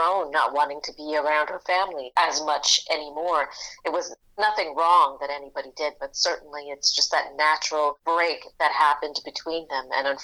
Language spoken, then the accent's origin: English; Toronto, Ontario, Canada; I grew up in Rexdale, which is not Jane and Finch